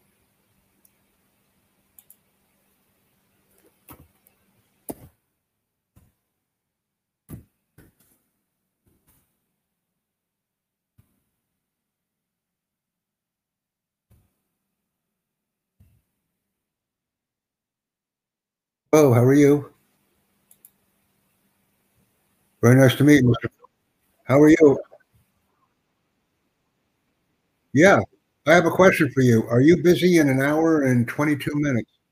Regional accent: United States; I'm from the United States

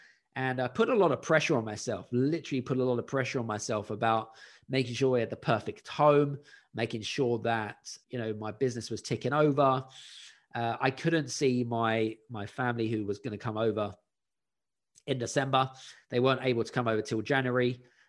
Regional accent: United Kingdom; at the time I was living in Scandinavia and I wanted to move back to my home country, back to the UK.

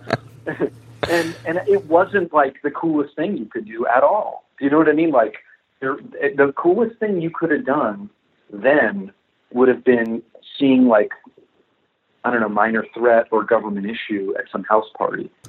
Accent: Florida, United States; I grew up in Florida

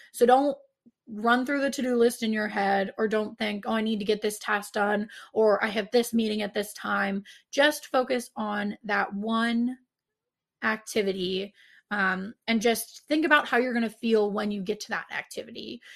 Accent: Pittsburgh, Pennsylvania, United States; I'm from Pittsburgh

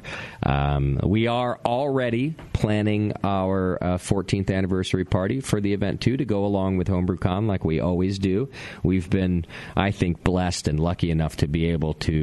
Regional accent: New England, United States; I'm from New England

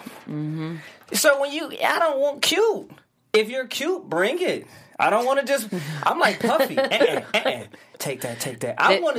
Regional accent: Detroit, Michigan, United States; No, I'm from Detroit

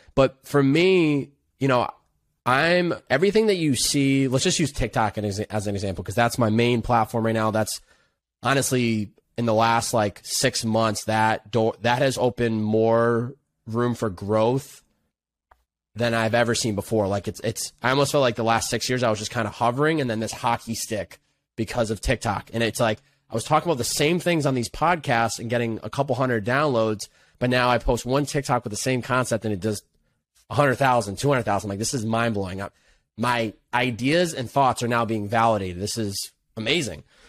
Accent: Chicopee, Massachusetts, United States; I grew up in Western Massachusetts. Chicopee, Massachusetts

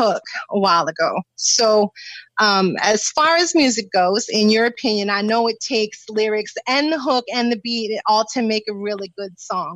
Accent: Maine, United States; now in Tampa, United States; from Maine

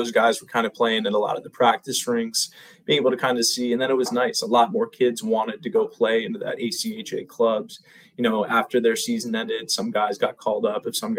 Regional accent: Lancaster, Pennsylvania, United States; Well, so I'm from Lancaster, Pennsylvania, you know, right outside of Philadelphia, not too far.

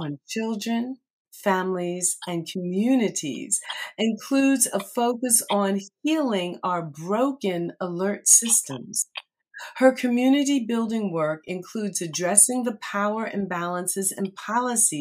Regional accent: Red Bank, United States; Red Bank, my hometown

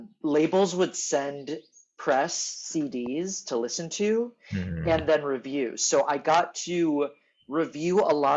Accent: Houston, Texas, United States; now in New York, United States; I am raised in Texas. I think I live in New York presently. Right now, we're talking from Tel Aviv.

